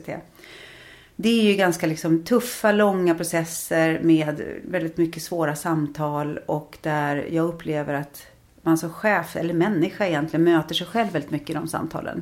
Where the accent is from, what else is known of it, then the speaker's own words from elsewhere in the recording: Trosa, Södermanland, Sweden; now in Stockholm, Sweden; som barn i Trosa var man ju väldigt fri